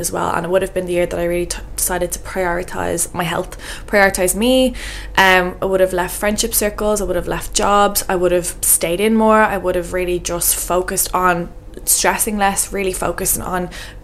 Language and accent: English; Ireland; moved away as an adult; now in Portugal; I was living away from Ireland